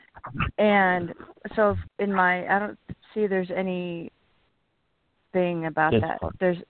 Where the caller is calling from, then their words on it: California, United States; This is … from California.